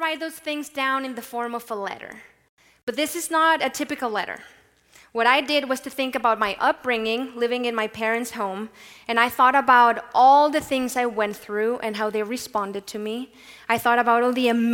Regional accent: Mexico; born or raised there; moved away

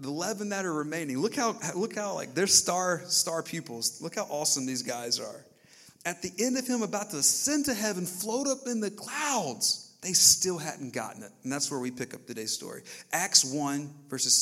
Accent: the South, United States; growing up in the South

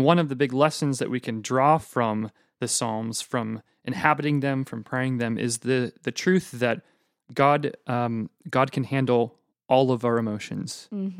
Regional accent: Pacific Northwest, United States; Maybe it's because I'm from the Northwest and, you know, grew up under a rain cloud.

